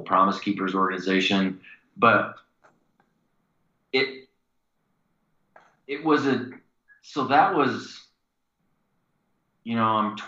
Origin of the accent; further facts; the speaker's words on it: Missouri, United States; moved away as an adult; also born or lived in Indiana; From the state that I grew up in Missouri